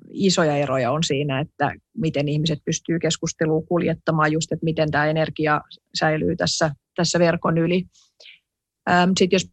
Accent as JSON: {"language": "Finnish", "country": "Finland", "also_born_or_lived": "Sweden / United States", "said": "sitten kun muutti Suomeen, niin vaikka mä olin niin kuin silloin nuorikin, niin kyllä mä silti, silti niin kuin hämmästelin tätä meidän suomalaista vuorovaikutustapaa"}